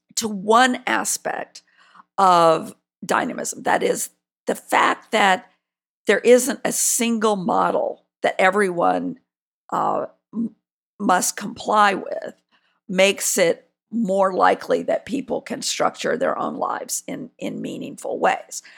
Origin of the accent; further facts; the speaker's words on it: South Carolina, United States; I'm from South Carolina